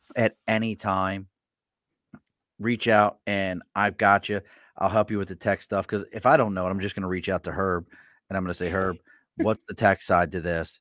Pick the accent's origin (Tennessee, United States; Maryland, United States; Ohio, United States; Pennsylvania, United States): Maryland, United States; Baltimore; accent: Baltimore accent; now in Albany, United States; I'm originally from Baltimore, Maryland